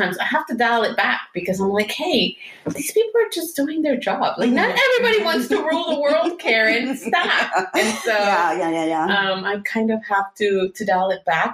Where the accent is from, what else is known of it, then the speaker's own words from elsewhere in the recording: Houston, Texas, United States; I grew up in West Houston.